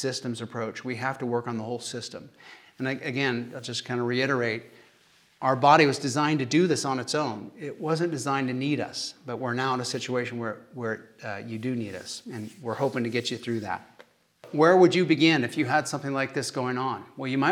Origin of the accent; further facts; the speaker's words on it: Kansas, United States; accent: Kansas; my Kansas accent